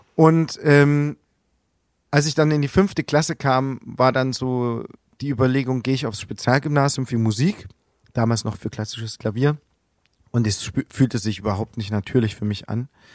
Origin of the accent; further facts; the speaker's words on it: Plauen, Saxony, Germany; moved away as an adult; now in Leipzig, Germany; Ich bin Ende 80er Jahre geboren in Plauen. Direkt in der Wendezeit bin ich groß geworden